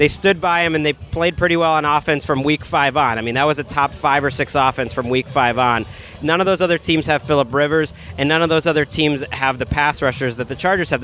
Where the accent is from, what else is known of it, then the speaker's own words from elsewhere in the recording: Massachusetts, United States; I grew up in Massachusetts.